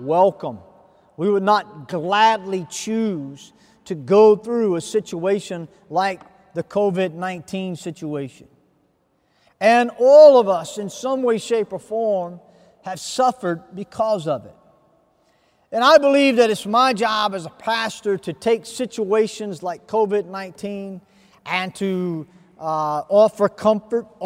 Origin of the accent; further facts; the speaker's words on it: United States; I come from America.